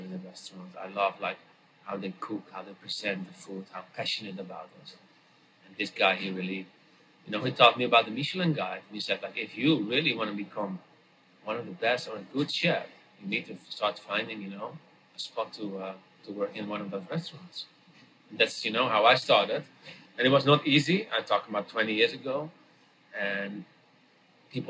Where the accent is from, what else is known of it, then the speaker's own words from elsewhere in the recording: Netherlands; moved away as an adult; now in New York, United States; I am from Holland, as you know. And I grew up in a small town in a region where all the produce glasshouses are from